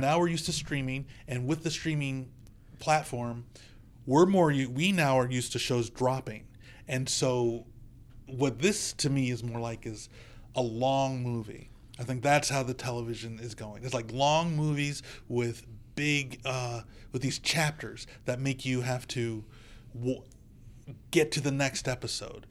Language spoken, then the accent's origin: English; United States; as an American